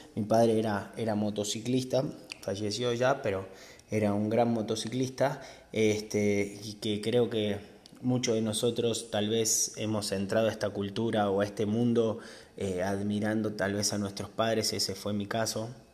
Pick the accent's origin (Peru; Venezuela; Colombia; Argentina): Argentina; now in Mexico; soy argentino, pero de argentino no tengo absolutamente nada